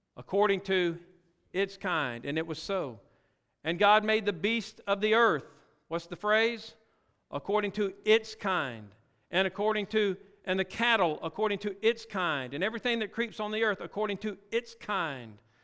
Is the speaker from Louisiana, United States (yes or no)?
yes; Louisiana, United States; also born or lived in Mississippi; Well, I actually born in Mississippi, raised in Louisiana